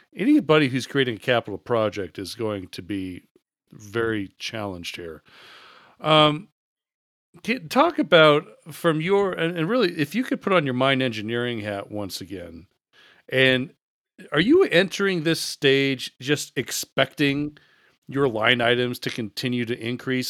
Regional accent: United States; as the American here

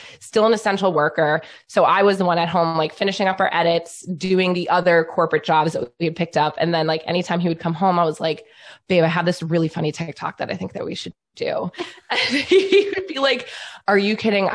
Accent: New York, United States; I'm from New York

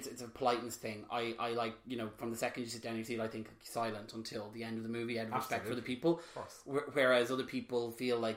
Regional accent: Drogheda, Leinster, Ireland; my hometown up in Drogheda

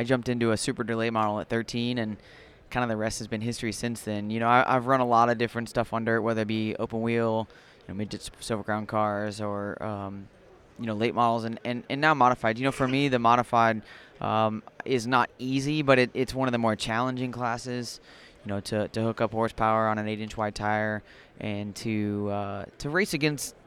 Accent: Springfield, Illinois, United States; I grew up in Springfield, Illinois

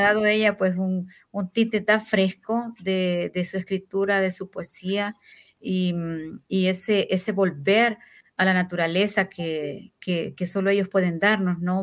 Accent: Honduras; le llamamos aquí en Honduras

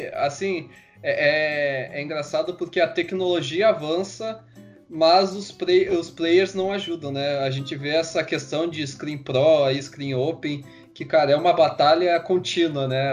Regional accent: Porto Alegre, Rio Grande do Sul, Brazil; a gente é aqui do Sul, nós somos de Porto Alegre

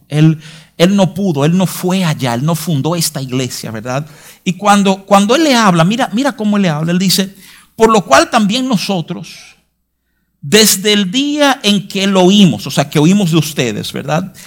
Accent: New York, United States; now in Santo Domingo, Dominican Republic; yo, me crié en Nueva York

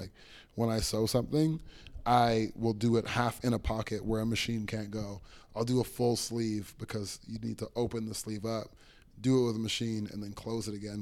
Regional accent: Toronto, Ontario, Canada; I got here when I was six years old

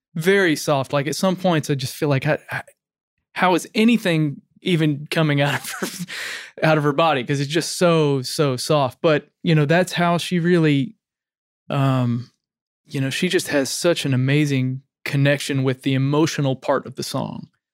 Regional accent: Arkansas, United States; moved away as an adult; also born or lived in Tennessee; now in Nashville, United States; I grew up in Arkansas and, uh, a small town

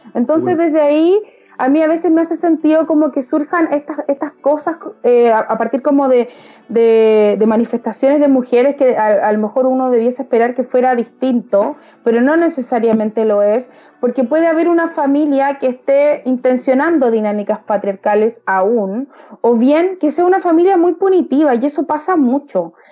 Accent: Valparaíso, Chile; yo soy de región, yo no soy de Santiago, yo soy de Valparaíso, porteña además

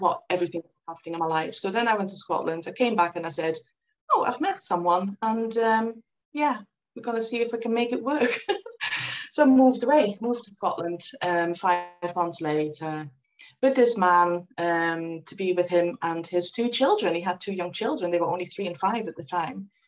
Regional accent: Netherlands; I was born and I grew up in the Netherlands

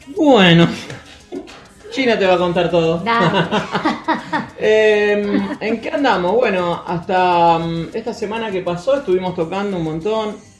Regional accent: Rosario, Santa Fe, Argentina; somos todos de acá de Rosario

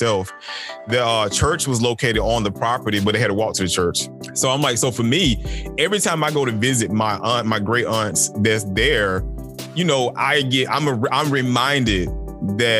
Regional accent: Macon, Georgia, United States; both of us from Macon

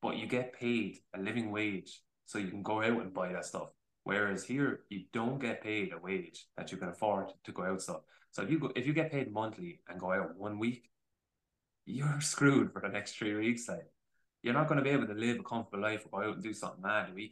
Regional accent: Ireland; as Irish people

